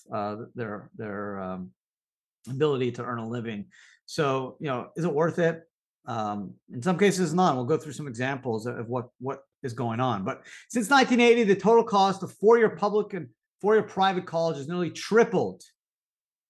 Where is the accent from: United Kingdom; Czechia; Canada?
Canada; moved away as an adult; now in United States; I grew up in Canada